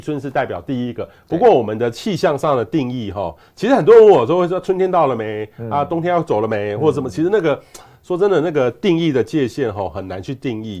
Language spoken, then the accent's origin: Chinese; southern Taiwan, Taiwan; moved away; 我小时候在南部嗯，南部长大